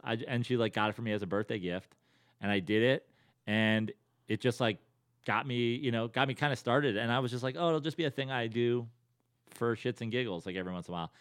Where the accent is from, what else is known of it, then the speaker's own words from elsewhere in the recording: Westchester, New York, United States; moved away as an adult; also born or lived in Bethlehem, Pennsylvania / Venice, Los Angeles; now in Los Angeles, United States; born and raised in New York, born in the city, raised in Westchester